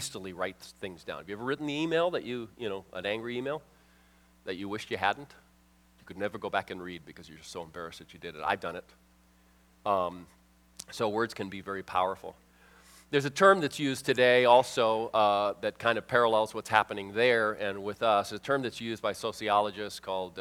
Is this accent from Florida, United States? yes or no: yes; Miami, Florida, United States; moved away; I'm from Miami area.